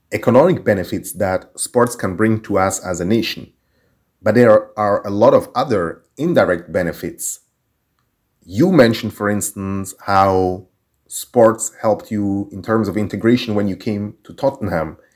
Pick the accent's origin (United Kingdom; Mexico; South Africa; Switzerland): Switzerland; also born or lived in Turkey / Guinea-Bissau; I was born in Turkey, lived in Guinea-Bissau, and then when I was seven years old, we moved to Switzerland.